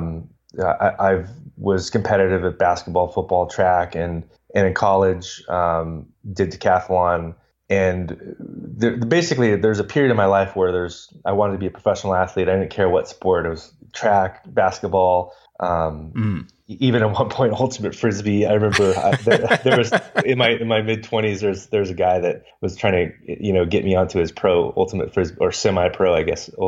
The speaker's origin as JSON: {"language": "English", "town": "Los Angeles", "region": "California", "country": "United States", "tie": "born or raised there", "said": "I grew up in Los Angeles"}